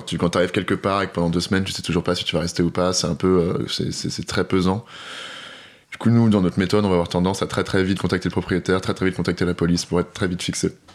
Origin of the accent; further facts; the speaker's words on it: France; also born or lived in Paris; on est français on est blanc